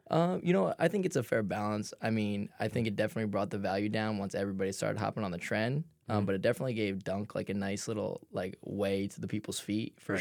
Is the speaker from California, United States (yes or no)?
no; New Jersey, United States; moved away as an adult; also born or lived in Philadelphia; I grew up in South Jersey, but it was super close to Philadelphia.